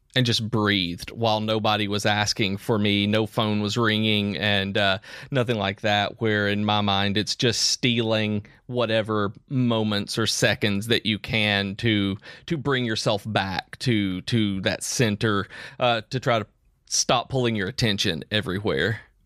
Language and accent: English; Tennessee, United States; now in Alabama, United States; I'm, I'm from Tennessee. I live in Alabama